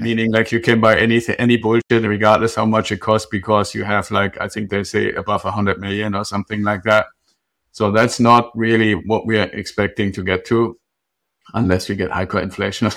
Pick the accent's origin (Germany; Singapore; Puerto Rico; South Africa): Germany; moved away; I'm originally from Germany.